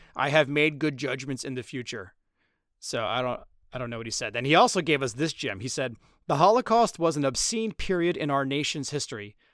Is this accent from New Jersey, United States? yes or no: yes; Trenton, New Jersey, United States; Trenton, New Jersey, my hometown